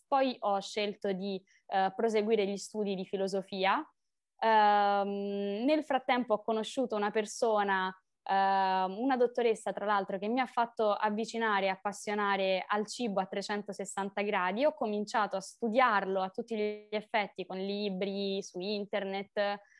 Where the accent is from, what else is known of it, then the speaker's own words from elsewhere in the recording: Rome, Lazio, Italy; sono di Roma